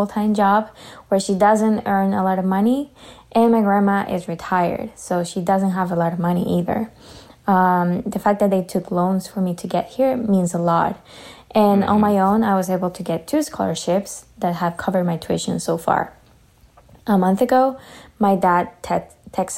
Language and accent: English; Ecuador; moved away as an adult; now in Canada; I am from Ecuador, and I moved to Canada over a year ago